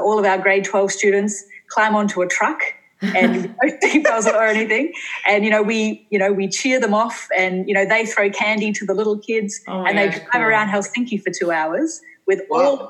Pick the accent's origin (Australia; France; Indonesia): Australia; accent: Australian; moved away as an adult; also born or lived in Singapore; now in Finland; You might have to tell from my accent that I'm Australian